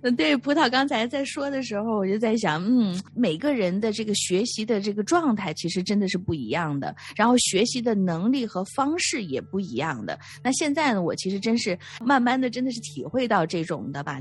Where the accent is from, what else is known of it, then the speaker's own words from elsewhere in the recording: China; 我们中国人确实是太在意面子上的东西了